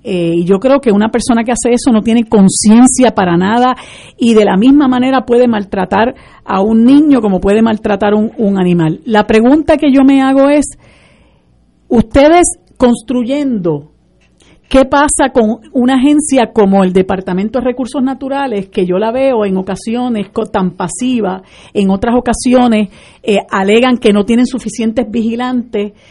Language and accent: Spanish; Puerto Rico; nosotros como puertorriqueñas y puertorriqueñas y puertorriqueños